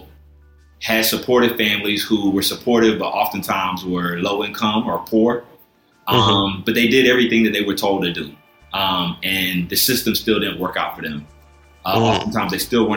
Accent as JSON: {"language": "English", "region": "South Carolina", "country": "United States", "tie": "born or raised there", "also_born_or_lived": "Philadelphia", "moved": "as an adult", "lives_now": "Chicago, United States", "said": "I grew up in South Carolina"}